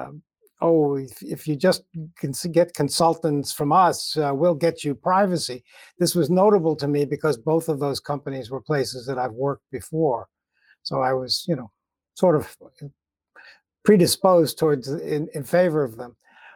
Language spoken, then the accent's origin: English; United States; I'm an American